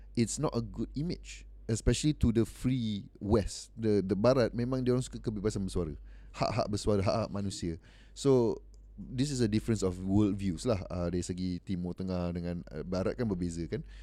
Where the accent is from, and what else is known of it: Malaysia